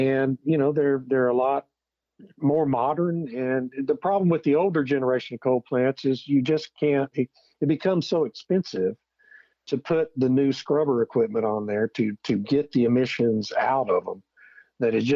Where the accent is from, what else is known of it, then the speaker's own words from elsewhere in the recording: Beeville, Texas, United States; I grew up in South Texas, grew up in Beeville